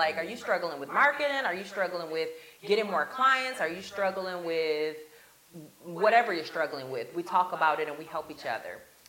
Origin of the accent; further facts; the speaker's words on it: Grand Rapids, Michigan, United States; moved away as an adult; also born or lived in Chicago, Illinois; now in Tampa, United States; my hometown, which is Grand Rapids, Michigan